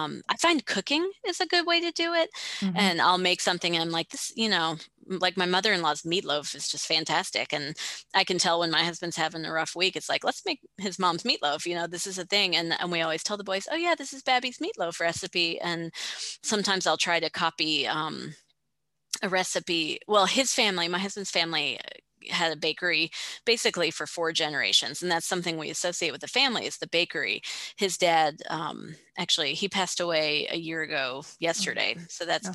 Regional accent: the South, United States; moved away as an adult; also born or lived in Korea / Georgia; now in Thailand; I grew up in the South

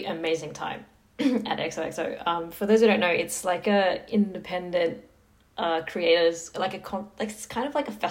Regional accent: Sydney, New South Wales, Australia; I like barely moved out of my where I grew up in Western Sydney.

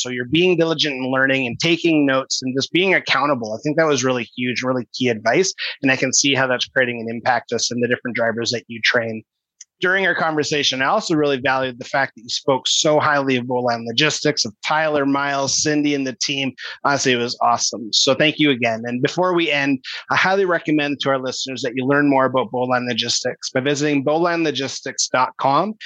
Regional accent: Kelowna, British Columbia, Canada; Kelowna, whereas that's my hometown

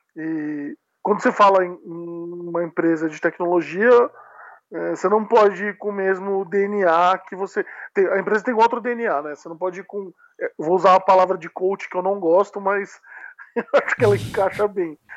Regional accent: Sorocaba, São Paulo, Brazil; moved away as an adult; now in São Paulo, Brazil; eu sou do interior de São Paulo

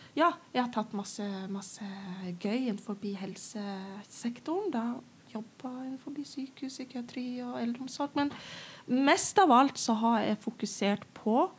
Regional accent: Northern Norway, Norway; jeg er nordlending

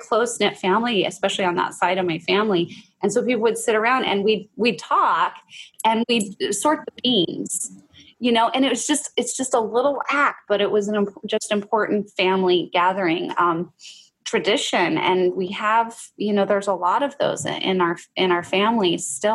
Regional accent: Oregon, United States; moved away; I did grow up having fry bread. I grew up in Oregon, actually

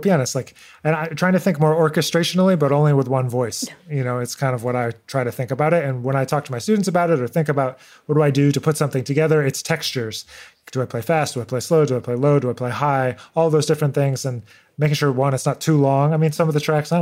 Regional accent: Rochester, New York, United States; I grew up in Rochester, New York

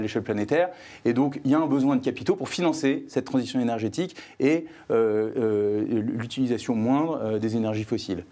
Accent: France; moved away as an adult; now in Belgium; j'ai grandi en France

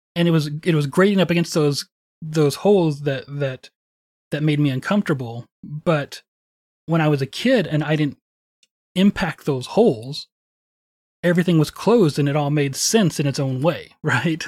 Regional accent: Wichita Falls, Texas, United States; growing up in Wichita Falls

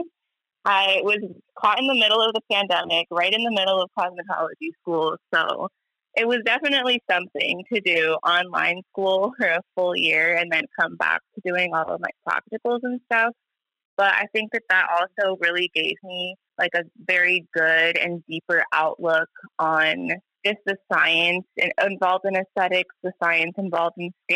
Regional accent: Oakland, California, United States; I was born and raised here in Oakland, California

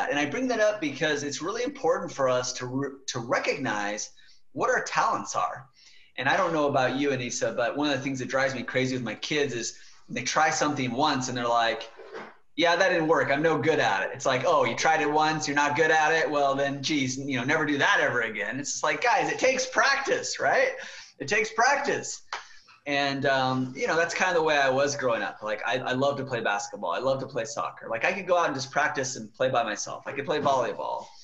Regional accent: Killeen, Texas, United States; born there; also born or lived in West Germany; i was born in Killeen texas fort hood texas

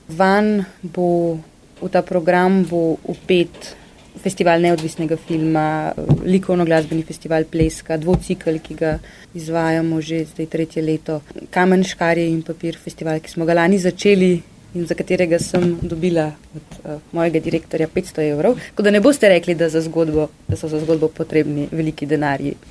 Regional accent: Ljubljana, Slovenia; Jaz sem sicer iz Ljubljane, se v kran vozim na delo

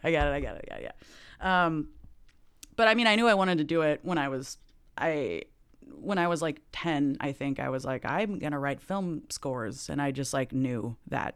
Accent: Lake Oswego, Oregon, United States; also born or lived in Los Angeles, California; I grew up, I was born in L A, actually, and then, um, right before my sixth birthday, we moved to Lake Oswego, Oregon

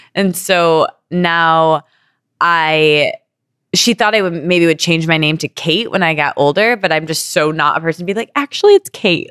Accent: Midwest, United States; I come from Midwestern people

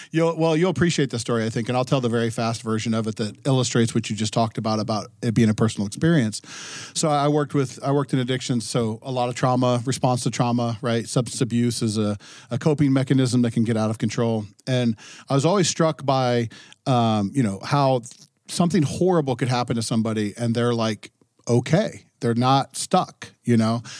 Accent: Ohio, United States; now in New Hampshire, United States; growing up in Ohio, now living in New Hampshire

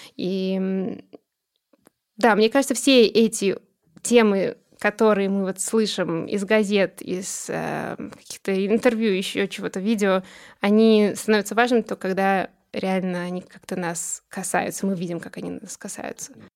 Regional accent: Russia; born or raised there; first language Russian; moved away as an adult; now in Boston, United States

